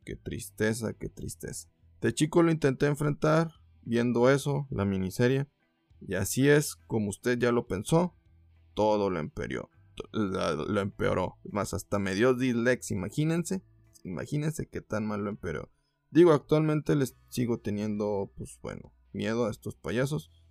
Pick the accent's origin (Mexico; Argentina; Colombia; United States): Mexico; como mexicano